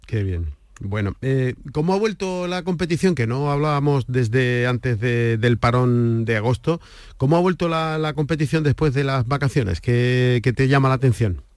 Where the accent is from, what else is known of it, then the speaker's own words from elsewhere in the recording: Andalusia, Spain; Tenemos aquí en nuestra tierra